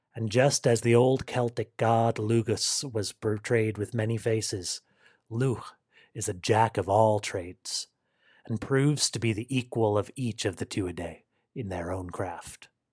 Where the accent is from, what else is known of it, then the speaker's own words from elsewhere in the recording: United States; as an American of Irish descent